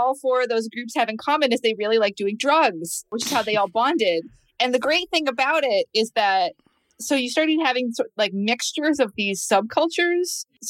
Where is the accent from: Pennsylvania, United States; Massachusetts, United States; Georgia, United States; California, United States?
Massachusetts, United States; Essex County; Well, I'm from New England. I grew up in Essex County. So it's like the border of, if I start drinking, you'll be able to tell, but it's the border of Massachusetts and New Hampshire.